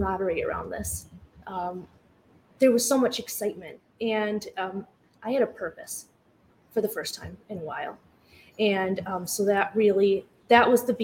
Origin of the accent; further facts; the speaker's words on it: East Lansing, Michigan, United States; also born or lived in DeWitt, Michigan; I grew up right here in the Lansing area. I predominantly grew up in East Lansing